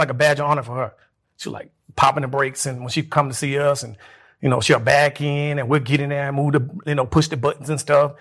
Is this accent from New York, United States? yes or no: no; Birmingham, Alabama, United States; also born or lived in Laverne, Alabama; I was born there. I was raised in Birmingham, Alabama.